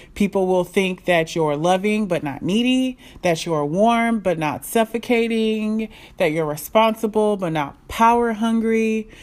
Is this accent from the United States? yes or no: no; Nigeria; I'm Nigerian.